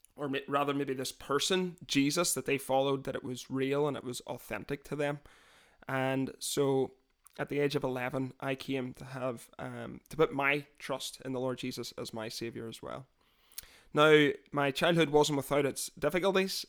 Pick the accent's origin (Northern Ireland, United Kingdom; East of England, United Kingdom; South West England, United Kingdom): Northern Ireland, United Kingdom; Londonderry; now in Scotland, United Kingdom; I was born, uh, just outside the city of Londonderry, which is the second biggest city in Northern Ireland